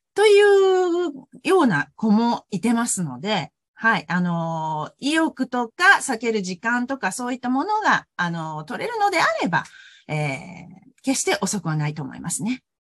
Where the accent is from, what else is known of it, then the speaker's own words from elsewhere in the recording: Hyogo, Japan; moved away as an adult; now in Osaka, Japan; もともとは兵庫県の出身なんですけれども